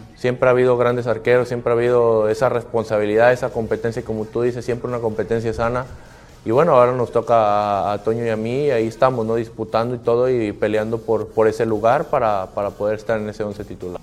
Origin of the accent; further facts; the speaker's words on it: Mexico; como mexicanos